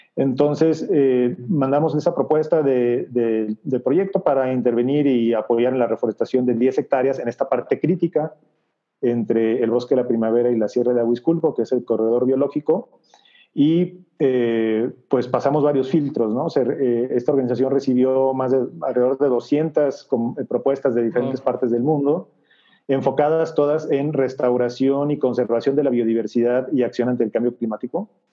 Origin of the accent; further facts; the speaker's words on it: Guadalajara, Jalisco, Mexico; moved away as an adult; soy de Guadalajara